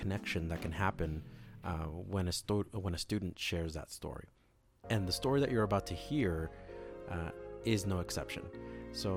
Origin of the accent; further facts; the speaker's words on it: Los Angeles, California, United States; moved away; My hometown, Los Angeles